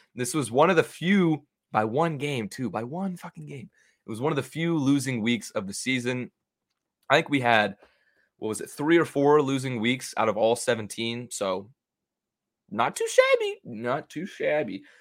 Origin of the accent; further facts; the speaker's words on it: Dallas, Texas, United States; I'm a D F W Texas boy